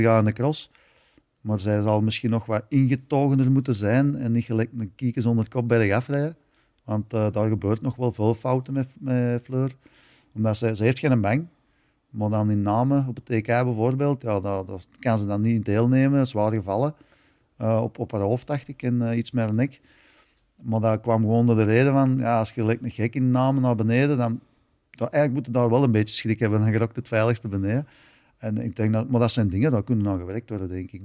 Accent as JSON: {"language": "Dutch", "country": "Belgium"}